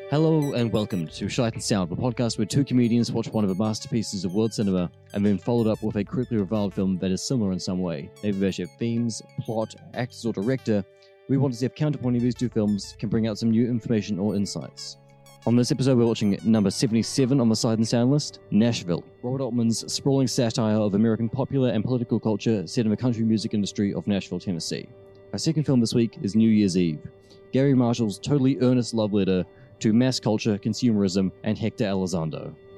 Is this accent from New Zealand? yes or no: yes; New Zealand; as a New Zealander